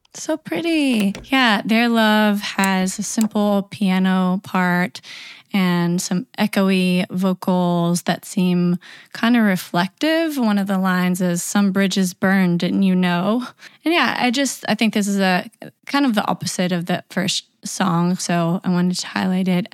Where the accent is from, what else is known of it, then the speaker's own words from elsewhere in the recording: Knoxville, Tennessee, United States; my hometown of Knoxville, Tennessee